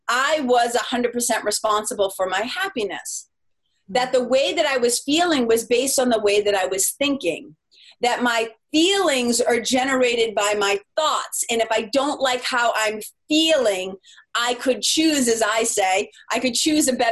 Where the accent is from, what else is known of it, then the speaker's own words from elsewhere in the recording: Lawrence, Massachusetts, United States; also born or lived in Los Angeles, California; now in New Hampshire, United States; we grew up in Lawrence, Mass.